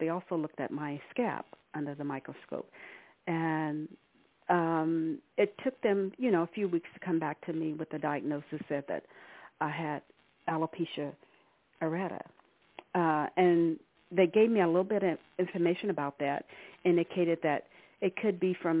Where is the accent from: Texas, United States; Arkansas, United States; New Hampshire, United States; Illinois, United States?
Arkansas, United States; now in California, United States; I've been living in California for the past 40 plus years. I'm originally from Arkansas.